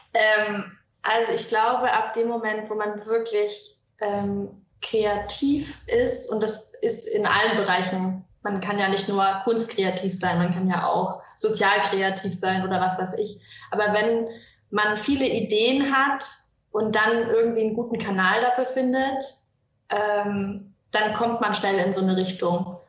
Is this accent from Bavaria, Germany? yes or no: yes; Franconia, Bavaria, Germany; ich komme aus Franken und ähm, bin hier zur Schule gegangen, bin hier aufgewachsen